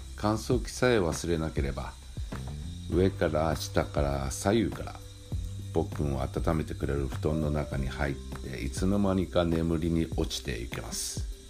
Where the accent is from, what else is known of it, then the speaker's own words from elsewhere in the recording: Kyushu, Japan; now in Tokyo, Japan; 生まれ育った九州の実家の方